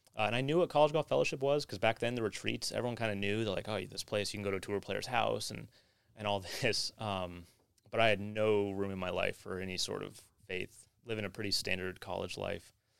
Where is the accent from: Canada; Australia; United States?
United States; California; moved away; also born or lived in Orlando; I was from California